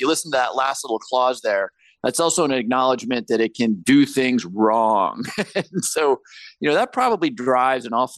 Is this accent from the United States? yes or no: yes; Pennington, New Jersey, United States; also born or lived in Lima, Peru / Colombia; I grew up in a very small little town called Pennington, New Jersey, after we moved from South America